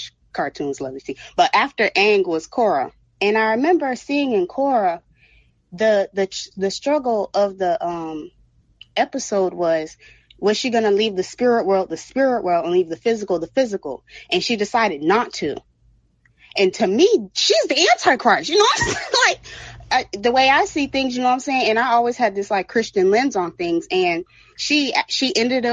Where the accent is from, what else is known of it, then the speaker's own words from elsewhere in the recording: Broward, Florida, United States; I'm from Broward